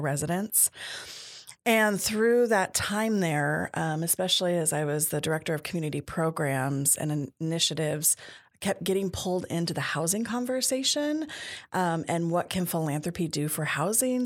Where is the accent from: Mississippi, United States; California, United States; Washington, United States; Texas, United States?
Washington, United States; Tacoma; I grew up here in Tacoma Pierce County